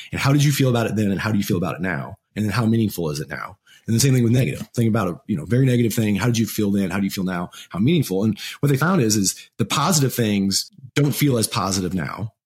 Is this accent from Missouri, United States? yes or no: yes; Missouri, United States; we're from Missouri, you know Midwest. It was Midwest value